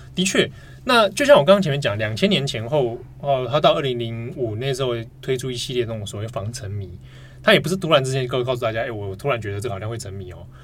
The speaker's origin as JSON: {"language": "Chinese", "region": "Taipei", "country": "Taiwan", "tie": "born or raised there", "said": "我们小时候在台北住"}